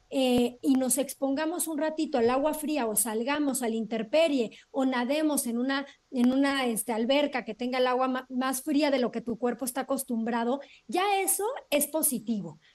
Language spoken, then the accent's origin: Spanish; Cuernavaca, Morelos, Mexico; crecí en alguna época en Cuernavaca